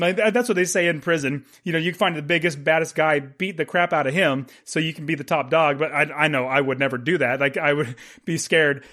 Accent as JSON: {"language": "English", "country": "United States", "said": "being an American"}